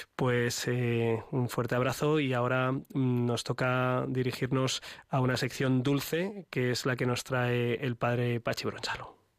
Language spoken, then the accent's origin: Spanish; Spain